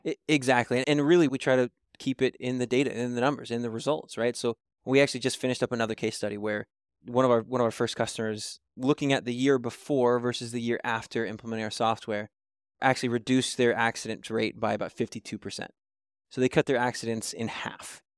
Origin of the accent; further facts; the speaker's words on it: Kentucky, United States; moved away; I'm originally from Kentucky